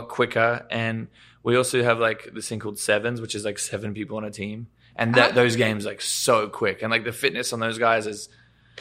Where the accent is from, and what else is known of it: Queensland, Australia; now in Los Angeles, United States